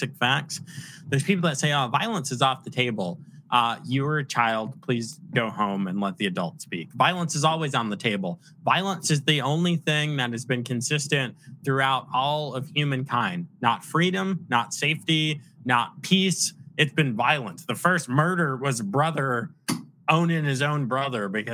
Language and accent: English; New York, United States; I'm from New York